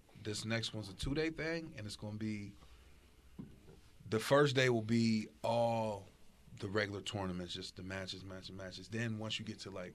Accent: Pittsburgh, Pennsylvania, United States; Hazelwood, right across the street from Gladstone Middle School

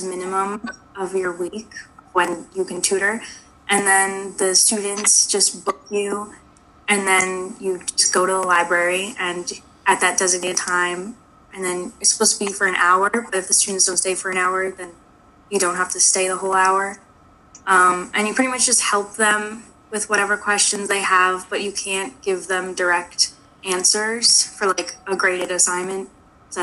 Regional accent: Long Island, New York, United States; I'm a sophomore from Long Island

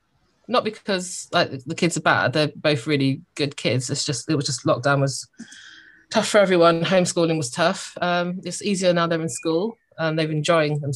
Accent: Croydon, London, United Kingdom; also born or lived in Glasgow; I feel like I'm from Croydon. So whenever someone asks me, I say I'm from Croydon

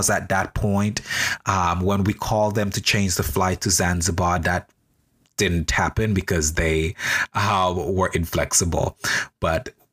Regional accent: St. Vincent & Grenadines; now in New York, United States; I'm a Vincentian national. I was born in St. Vincent and the Grenadines

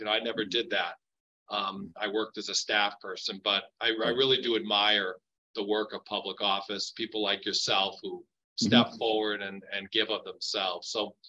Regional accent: Worcester, Massachusetts, United States; I'm a Worcester person. I live here now, and I've lived here for many, many years.

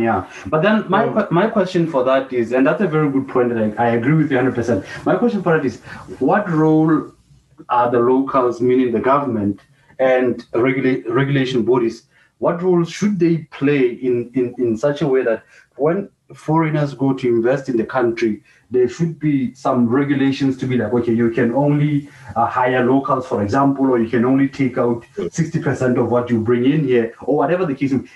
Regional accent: Lesotho; moved away; born and bred in Lesotho, but left

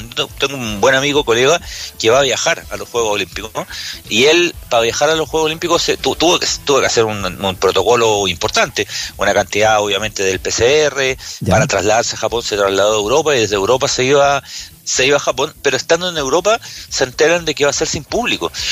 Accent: Curicó, Maule, Chile; yo que soy de Curicó, en Curicó, ¿no?

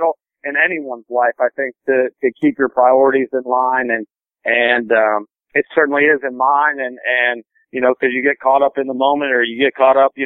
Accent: Cincinnati, Ohio, United States; also born or lived in Indiana; I grew up just outside of Cincinnati, Ohio. I was born in Indiana. I grew up outside of Cincinnati, Ohio

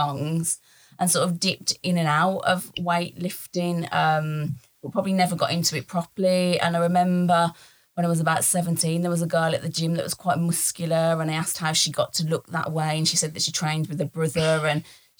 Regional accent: Birmingham, West Midlands, United Kingdom; I'm from Birmingham, and I've lived in Birmingham all my

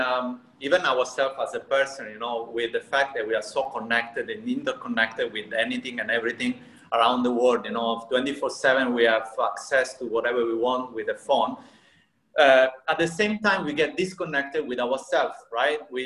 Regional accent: Sicily, Italy; I come from Sicily, which is a southern part of Italy.

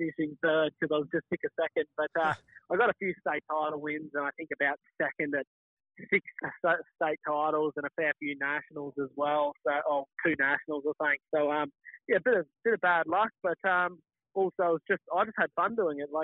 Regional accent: Toowoomba, Queensland, Australia; we're from Toowoomba.

